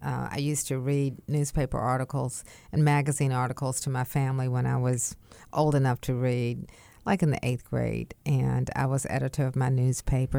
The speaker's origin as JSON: {"language": "English", "town": "Wilmington", "region": "North Carolina", "country": "United States", "tie": "born or raised there", "also_born_or_lived": "Raleigh", "said": "my hometown"}